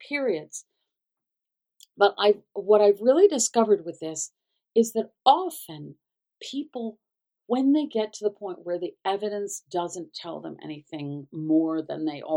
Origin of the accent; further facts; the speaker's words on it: the South, United States; as a Southerner